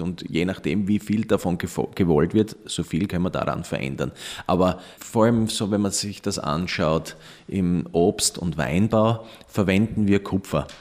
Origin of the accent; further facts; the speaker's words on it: Austria; bei uns in Österreich